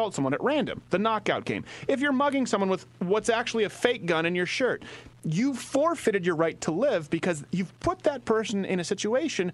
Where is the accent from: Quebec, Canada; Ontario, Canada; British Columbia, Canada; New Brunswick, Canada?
Quebec, Canada; Montreal; moved away; we were raised in Montreal